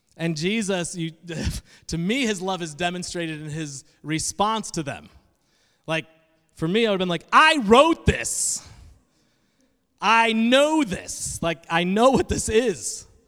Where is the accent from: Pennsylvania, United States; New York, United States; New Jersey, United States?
New York, United States; Adirondack Mountains; moved away; also born or lived in Indiana; I am from the Northeast, specifically New York, and even more specifically, the middle of nowhere. uh, in the Adirondack Mountains of New York